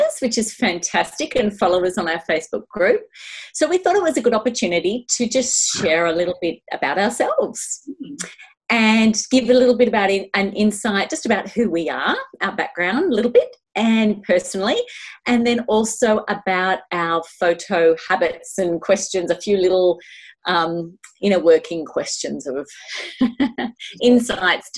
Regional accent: Melbourne, Victoria, Australia; I grew up in Eltham in Melbourne, Australia

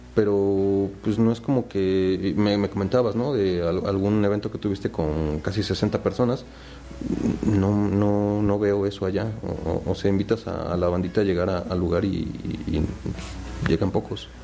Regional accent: Puebla, Mexico; also born or lived in Tabasco; soy nací en Tabasco y pues, llevo toda mi vida en Puebla, entonces virtualmente soy poblano

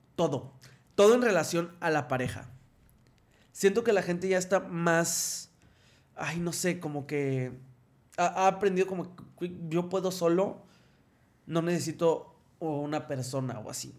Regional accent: Ciudad Victoria, Tamaulipas, Mexico; moved away as an adult; also born or lived in Mexico City; now in Monterrey, Mexico; yo soy de Ciudad Victoria

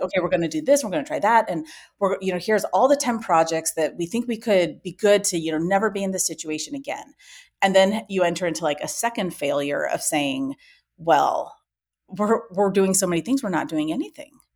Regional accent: Ames, Iowa, United States; also born or lived in Spain; I grew up in Ames, Iowa, which is where our company is still based out

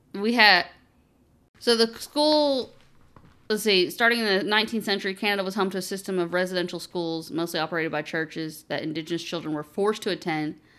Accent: Eastern Kentucky, United States; we grew up in Eastern Kentucky

